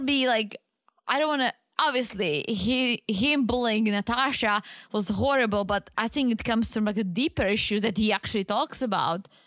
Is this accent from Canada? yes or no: no; Czechia; moved away; I was a teenager in Czech